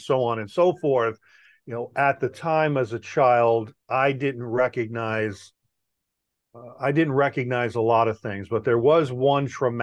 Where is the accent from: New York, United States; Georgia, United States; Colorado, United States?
New York, United States; moved away; also born or lived in California; I'm originally from New York